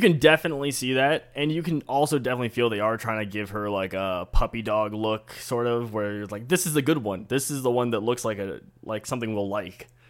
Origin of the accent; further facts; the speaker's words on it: Buenos Aires, Argentina; I'm from Buenos Aires